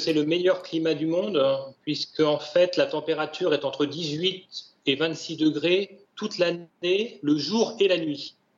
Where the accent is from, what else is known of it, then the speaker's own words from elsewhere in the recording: Paris, Île-de-France, France; moved away as an adult; j'étais ni plus ni moins qu'un Parisien, jeune, cadre dynamique